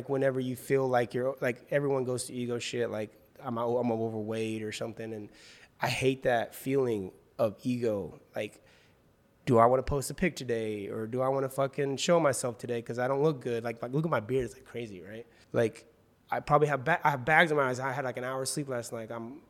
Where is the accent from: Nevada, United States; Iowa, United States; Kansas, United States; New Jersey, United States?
Kansas, United States; Wichita; now in Los Angeles, United States; Yeah, I'm originally from Wichita, Kansas, so got a lot of my family still there